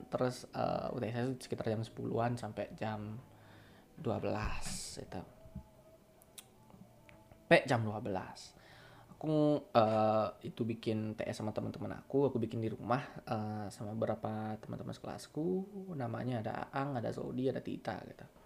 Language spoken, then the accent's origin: Indonesian; Bali, Indonesia; accent: Balinese; nggak pernah tinggal di mana di tempat lain nggak pernah merantau kemana-mana dari lahir tinggal di Bali ini masih pakai bahasa Bali dan lingkunganku sangat bahasa Bali